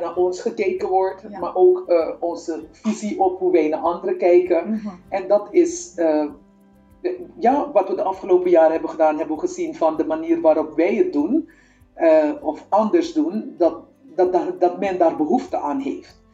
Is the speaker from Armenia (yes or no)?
no; Suriname; moved away as an adult; also born or lived in Apeldoorn / Utrecht; now in Netherlands; ik kom uit Suriname. Ik ben op uh, eh, 20-jarige leeftijd vanuit Suriname hier naar Nederland gekomen.